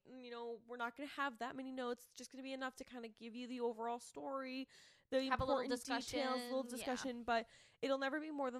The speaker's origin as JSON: {"language": "English", "region": "Massachusetts", "country": "United States", "moved": "yes", "said": "I'm from Massachusetts"}